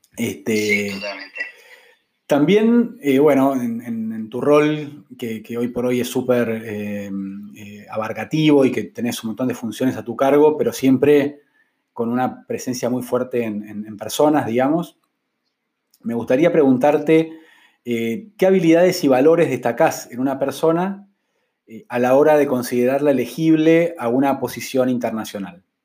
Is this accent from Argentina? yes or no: yes; Argentina; moved away as an adult; also born or lived in Mexico City, Mexico; Fueron seis años lejos de Argentina